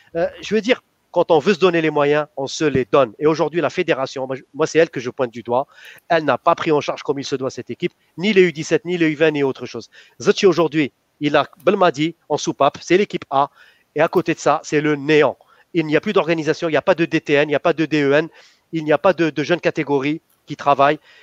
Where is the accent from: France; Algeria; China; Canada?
Algeria; En tant qu'Algérien